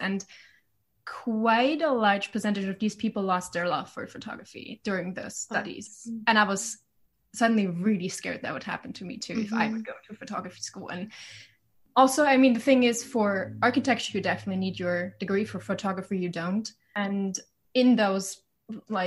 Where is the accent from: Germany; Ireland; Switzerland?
Germany; originally I'm from Germany, like a smaller city